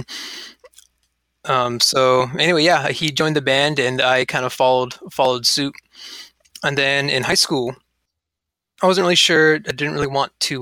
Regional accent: Yucca Valley, California, United States; now in Arcata, United States; I grew up in Southern California in a little town called Yucca Valley, which neighbors Joshua Tree

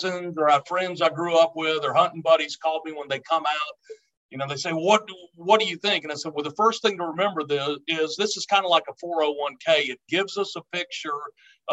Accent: Tallahassee, Florida, United States; moved away; I grew up in North Florida in Tallahassee

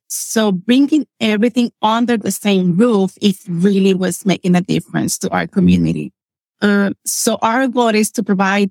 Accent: Puerto Rico; English is a second language; moved away as an adult; now in Lancaster, United States; I grew up in a small town on the west side of Puerto Rico

